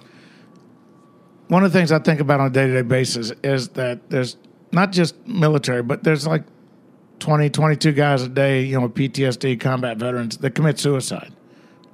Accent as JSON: {"language": "English", "region": "the South", "country": "United States", "said": "being a Southerner in New York"}